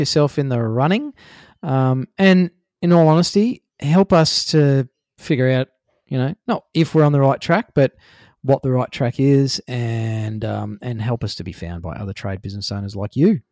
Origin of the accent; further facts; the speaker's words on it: Queensland, Australia; also born or lived in New South Wales; I was born in New South Wales, but I grew up in Queensland